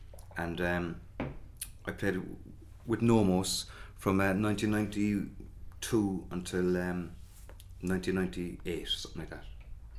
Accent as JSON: {"language": "English", "town": "Cork", "region": "Munster", "country": "Ireland", "tie": "born or raised there", "said": "And people are often ask me, am I from Mayfield? But no, I'm not, I'm from Wilton. But we spent our whole childhood getting the number 8 into town, which said Mayfield, Gert Alling on it."}